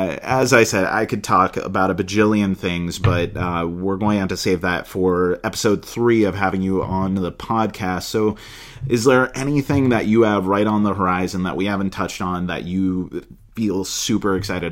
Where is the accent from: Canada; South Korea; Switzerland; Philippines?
Philippines; Manila, Metro Manila; born there; also born or lived in New Delhi, India; I was born in Manila, Philippines. I lived in New Delhi, India for a while.